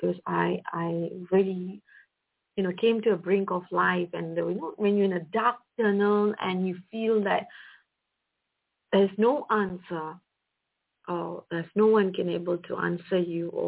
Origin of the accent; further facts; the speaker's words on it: Malaysia; I'm from Malaysia, and I came from a background of a middle-class family